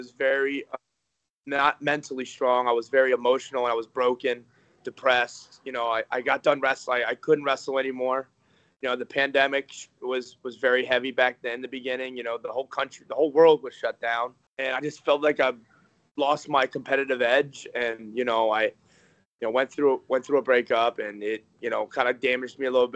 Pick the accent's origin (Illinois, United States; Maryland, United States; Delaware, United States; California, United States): Delaware, United States; moved away as an adult; now in Cleveland, United States; I grew up in Delaware. I grew up like 45 minutes out of Philly.